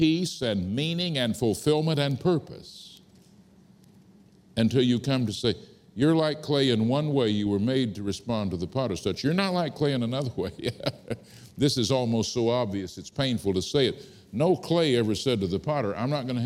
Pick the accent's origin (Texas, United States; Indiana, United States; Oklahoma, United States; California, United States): Texas, United States; Fort Worth; I was born in Fort Worth, Texas, out on the Texas prairie, not here in London